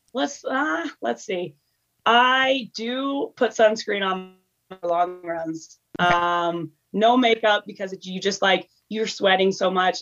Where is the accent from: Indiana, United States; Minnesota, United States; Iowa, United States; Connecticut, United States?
Iowa, United States; Des Moines; also born or lived in Miami / Chicago / California; now in Boulder, United States; I currently live in Boulder, Colorado. Um, and I was born and raised in Des Moines, Iowa, where my whole family still is.